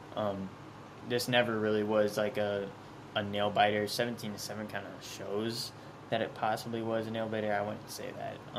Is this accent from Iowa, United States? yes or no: yes; Ankeny, Iowa, United States; I'm literally from Ankeny